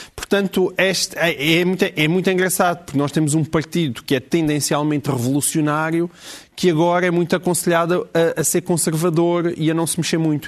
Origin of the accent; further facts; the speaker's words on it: Alentejo, Portugal; eu sou alentejano